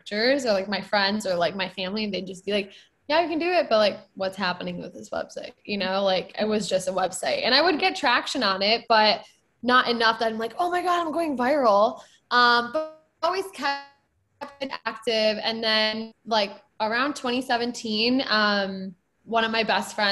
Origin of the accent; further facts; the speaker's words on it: Michigan, United States; I grew up in a suburb of Michigan.